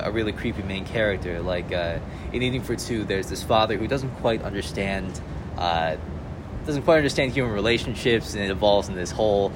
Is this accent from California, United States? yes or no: no; Vernon Hills, Illinois, United States; I'm from Vernon Hills, Illinois. So that's like a small town about an hour outside Chicago